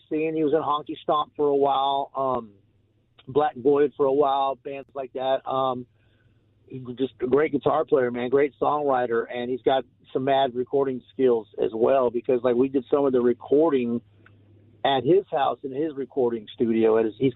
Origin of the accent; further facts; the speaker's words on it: Detroit, Michigan, United States; also born or lived in Santa Monica, California / Austin, Texas / Hollywood, California; now in Los Angeles, United States; I was born in Santa Monica, but I kind of grew up in Detroit